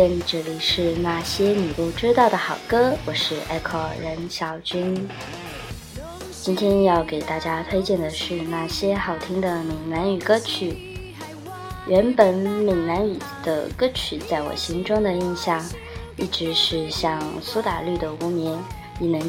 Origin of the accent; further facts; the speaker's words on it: Sichuan, China; 比如我们四川话的《…》，